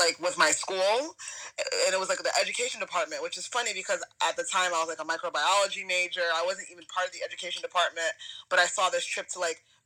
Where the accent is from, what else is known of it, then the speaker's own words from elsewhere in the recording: Providence, Rhode Island, United States; moved away as an adult; also born or lived in Jeju Island, South Korea; now in Boston, United States; I'm from Providence, Rhode Island